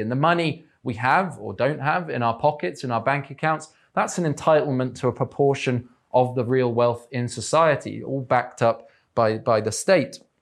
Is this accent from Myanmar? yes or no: no; England, United Kingdom; I'm English